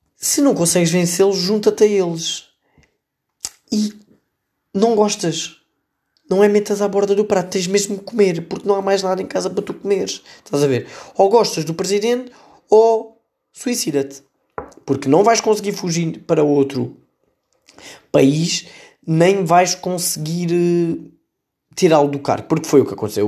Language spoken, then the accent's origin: Portuguese; Setúbal, Portugal; esta notícia leva-nos à minha terra. Eu sou de Setúbal